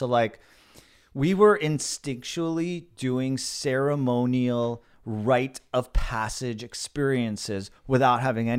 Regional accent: Los Angeles, California, United States; In the Valley. San Fernando Valley in Los Angeles.

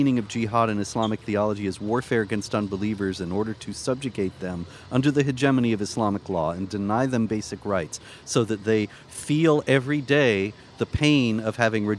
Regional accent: South Carolina, United States; I'm from South Carolina, and the state motto is Dum Spiro Spero

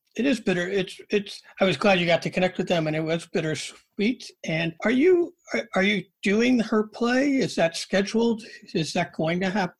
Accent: Rochester, New York, United States; I'm from Rochester

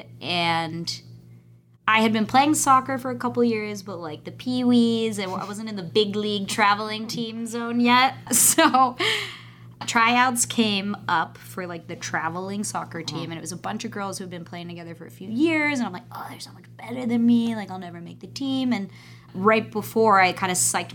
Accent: Pennsylvania, United States; moved away; I grew up in Pennsylvania

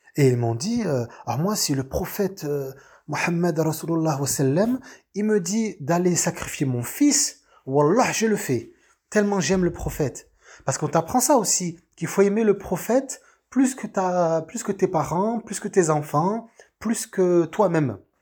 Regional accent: France; famille d'origine algérienne, et voilà, je vis en France, euh, je suis, je suis français

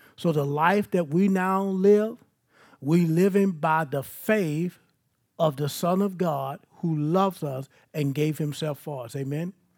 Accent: Baton Rouge, Louisiana, United States; I'm from South Baton Rouge

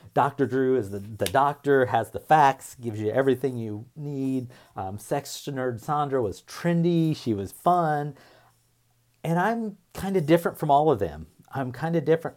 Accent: Indiana, United States; I grew up in a small town in Indiana

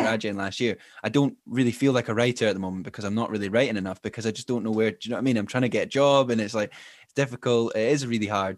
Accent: Glenrothes, Scotland, United Kingdom; also born or lived in Edinburgh; recording this episode from my hometown of Glenrothes

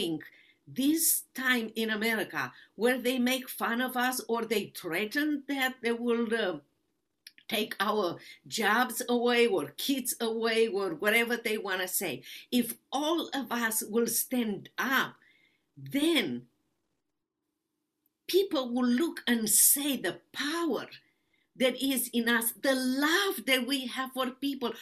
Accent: Romania; English is a second language; moved away as an adult; now in United States

